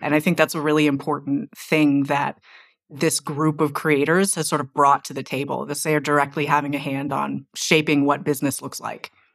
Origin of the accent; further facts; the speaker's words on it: Silicon Valley, California, United States; I'm from Silicon Valley